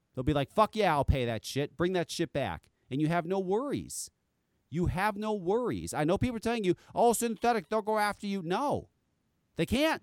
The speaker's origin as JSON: {"language": "English", "region": "East Coast", "country": "United States", "said": "I'm from the East Coast"}